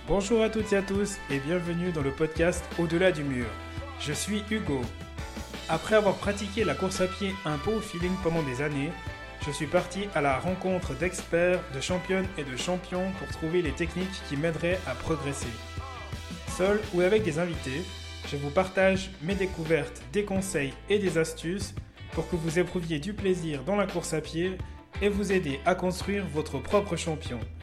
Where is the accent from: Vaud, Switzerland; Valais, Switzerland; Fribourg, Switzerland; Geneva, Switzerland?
Fribourg, Switzerland; je suis fribourgeois